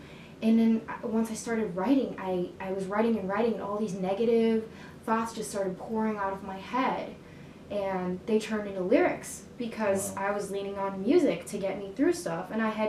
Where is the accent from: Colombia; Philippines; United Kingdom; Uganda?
Colombia; born there; I'm an immigrant myself. Like, I was born in Colombia, so was my brother. We were adopted from there.